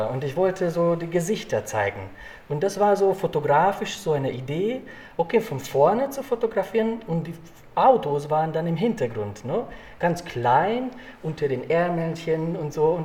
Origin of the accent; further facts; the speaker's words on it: Hungary; now in Munich, Germany; Äh, ich stamme aus Ungarn, ich fahre gerne zum Plattensee, äh, Budapest und ähm, es ist sehr schön hier.